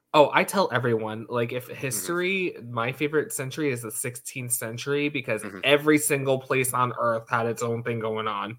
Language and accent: English; United States; we're American